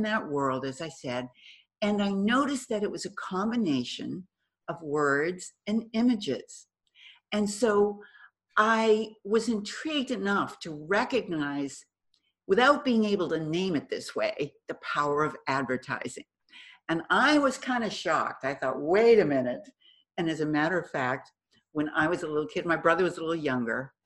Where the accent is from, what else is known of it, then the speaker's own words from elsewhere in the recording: Boston, Massachusetts, United States; moved away as an adult; now in California, United States; I'm originally from Boston. So I moved to California